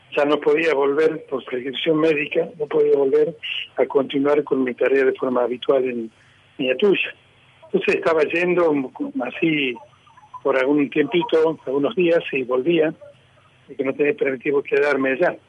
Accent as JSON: {"language": "Spanish", "region": "Tucumán", "country": "Argentina", "also_born_or_lived": "Añatuya", "moved": "yes", "said": "soy tucumano y conozco la zona"}